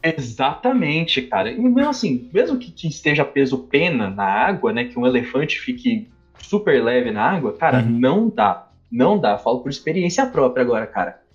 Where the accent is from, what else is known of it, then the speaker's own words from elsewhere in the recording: São Paulo, Brazil; also born or lived in Osasco; Eu nasci no Rio Pequeno, velho. Do lado, do lado de Osasco